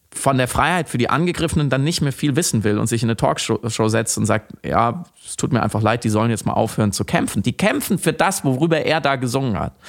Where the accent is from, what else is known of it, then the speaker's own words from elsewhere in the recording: Germany; als Deutscher